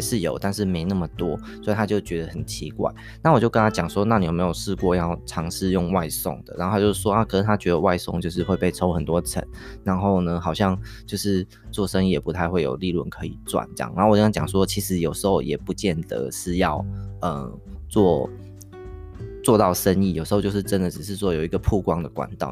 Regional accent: Taichung, Taiwan; 我们台中人的早餐

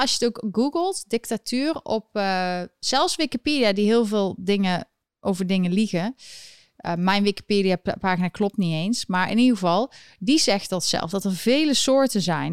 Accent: Eindhoven, North Brabant, Netherlands; moved away as an adult; now in United States; ik kom uit Eindhoven

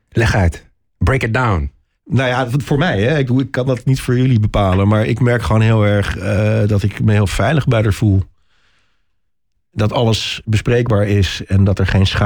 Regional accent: Huizen, North Holland, Netherlands; moved away as an adult; also born or lived in Amsterdam; now in Haarlem, Netherlands; ik ben echt import. Ik, eh, ik ben in het gooi opgegroeid. Ah. Mijn ouders wonen in Huizen.

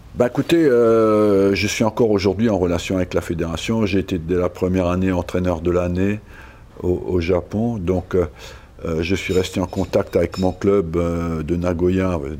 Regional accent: Strasbourg, Grand Est, France; moved away; j'ai été élevé à Strasbourg ou dans la région

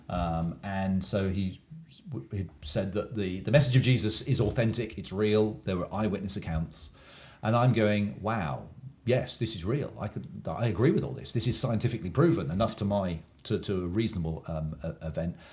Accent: Oxford, South East England, United Kingdom; moved away; I'm an Englishman from England, um, and I grew up in a uh, university town in England, well known university town called Oxford.

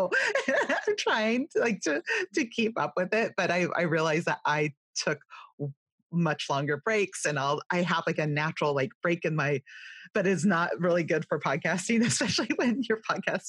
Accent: California, United States; accent: California, Valley girl; also born or lived in Ohio / Indiana; now in East Coast, United States; I'm from California, I have a heartland background and I'm on the East Coast now

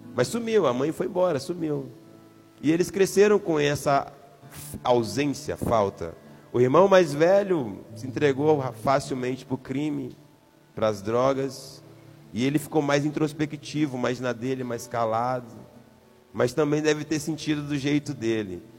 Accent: São Luís, Maranhão, Brazil; moved away; Eu sou de São Luís do Maranhão

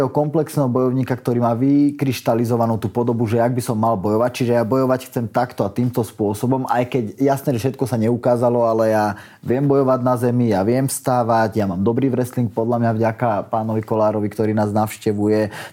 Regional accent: Nové Zámky, Nitra Region, Slovakia; môj ocino, on býva v mojom rodnom meste, odkiaľ pochádzam z Nových zámkov

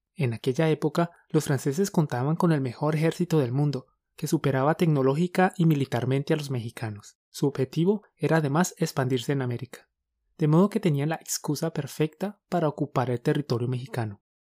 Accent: Colombia; Somos dos profes colombianos

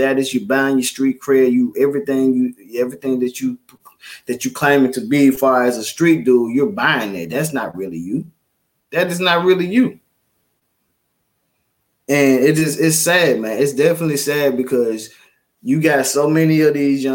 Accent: Memphis, Tennessee, United States; I grew up in Memphis, grew up in Orange Mound, and it was a tight-knit community

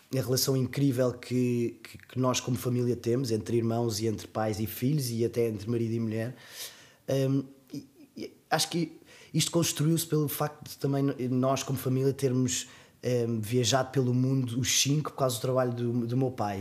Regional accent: Portugal; sou português

